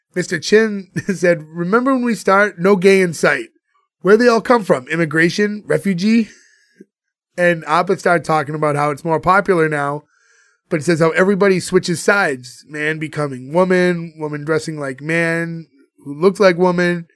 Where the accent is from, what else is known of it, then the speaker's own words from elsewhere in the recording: Boston, Massachusetts, United States; we're all from Boston.